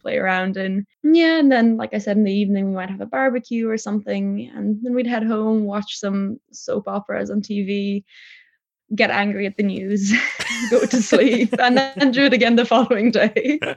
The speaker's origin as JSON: {"language": "English", "area": "Tipperary", "region": "Munster", "country": "Ireland", "tie": "born or raised there", "also_born_or_lived": "Poland"}